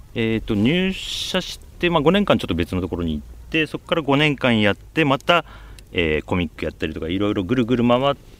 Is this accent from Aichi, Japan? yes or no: yes; Nagoya, Aichi, Japan; also born or lived in Gifu Prefecture (paternal grandparents' farm); 愛知県生まれで、まあ、名古屋市の郊外で育ってたんですけど